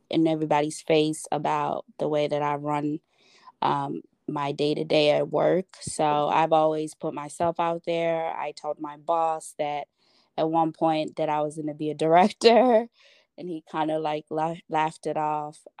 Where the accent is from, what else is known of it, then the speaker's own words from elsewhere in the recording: Chicago, Illinois, United States; now in Schaumburg, United States; I live in, I guess this would be Schaumburg, Illinois, or Chicago. And people hate when you say you're from Chicago and you don't live in Chicago, but I'm